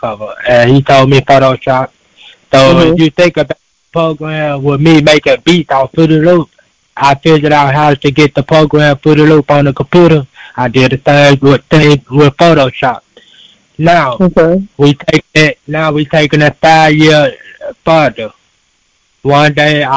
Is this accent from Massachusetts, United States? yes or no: no; Chicago, Illinois, United States; I'm born and raised in Chicago